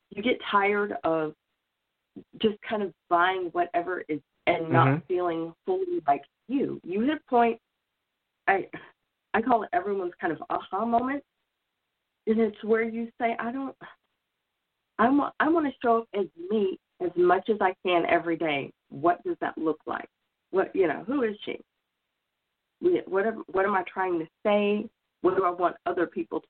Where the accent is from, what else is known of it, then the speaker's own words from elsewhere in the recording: Oklahoma, United States; moved away; I'm originally from Oklahoma